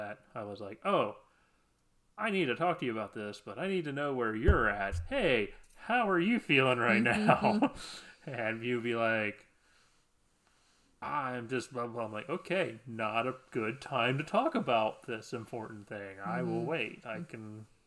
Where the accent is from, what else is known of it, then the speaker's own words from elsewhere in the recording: Midwest, United States; I'm from the Midwest